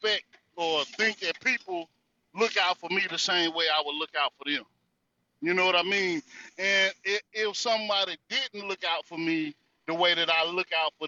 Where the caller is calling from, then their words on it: North Carolina, United States; Well, I'm coming out of the North Carolina territory.